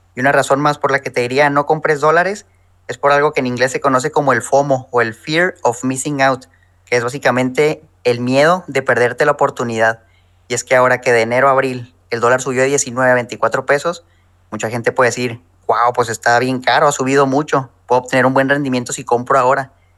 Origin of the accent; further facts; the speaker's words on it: Chihuahua, Mexico; moved away as an adult; also born or lived in Acuña, Coahuila; yo soy mexicano, soy de Chihuahua